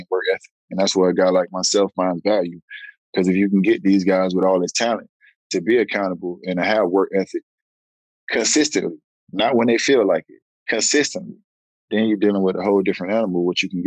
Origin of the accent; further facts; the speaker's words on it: Miami, Florida, United States; I had to come back to my hometown